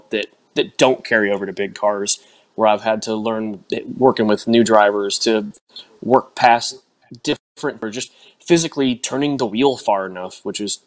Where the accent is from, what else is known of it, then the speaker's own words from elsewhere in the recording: South Florida, United States; also born or lived in Inverness, Florida; I was from South Florida originally. Went to Hialeah when I was little